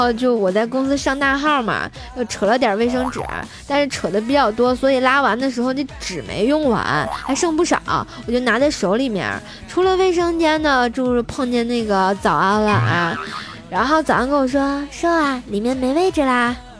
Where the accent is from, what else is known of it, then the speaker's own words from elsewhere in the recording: Tianjin, China; 我们天津人